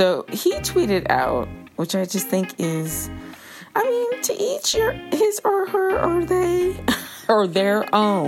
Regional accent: New York, United States; I am a New Yorker

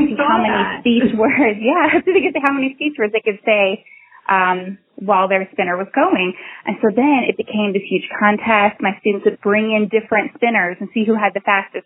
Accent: just north of Atlanta, Georgia, United States; I'm from Georgia. I've lived just north of Atlanta my whole life

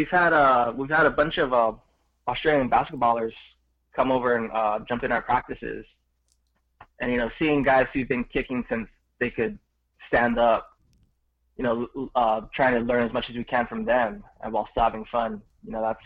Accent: Mililani, Hawaii, United States; now in Honolulu, United States; So yeah, where I grew up was pretty much a suburb. You know, it was really good. Growing up, it was pretty much beach every weekend, playing outside with your friend

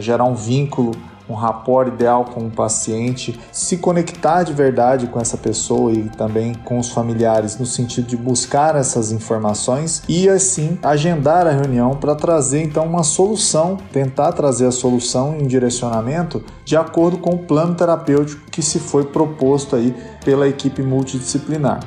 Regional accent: Uberaba, Minas Gerais, Brazil; now in São Paulo, Brazil; eu sou de Uberaba também

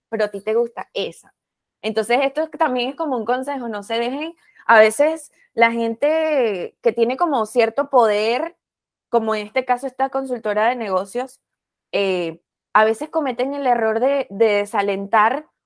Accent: Venezuela; moved away as an adult; now in Chicago, United States

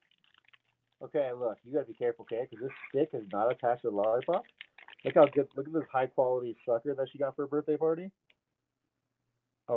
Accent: California, United States; moved away as an adult; now in Colorado, United States; I'm from California

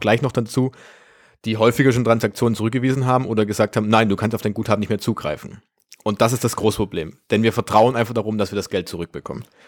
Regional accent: Germany; bei uns in Deutschland

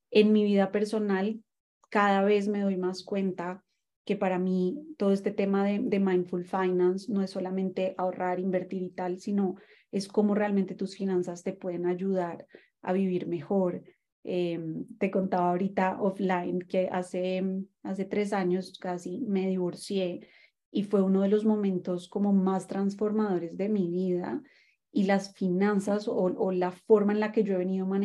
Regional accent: Colombia; also born or lived in Mexico; yo en ese momento vivía en México porque ahí estudié mi carrera, soy colombiana, pero bueno, he estado un poquito como all over the place y eh, me mudé a Argentina

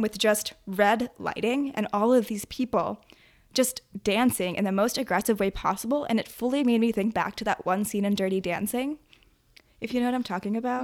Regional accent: New Jersey, United States; where I grew up in Jersey, we also have a really, really close knit group of family friends.

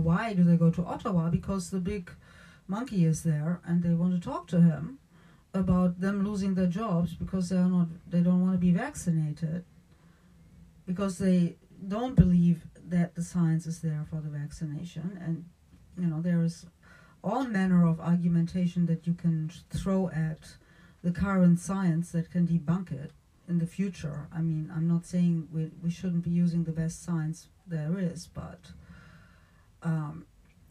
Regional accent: Germany; moved away; I'm from Germany originally

